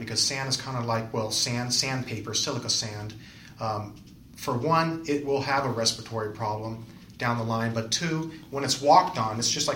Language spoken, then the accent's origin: English; San Fernando Valley, California, United States; So I'm originally from the San Fernando Valley.